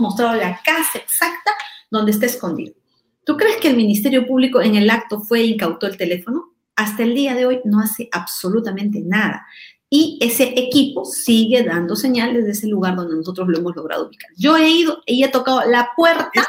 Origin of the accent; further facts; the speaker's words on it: Ayacucho, Peru; Yo soy ayacuchana, soy huamanguina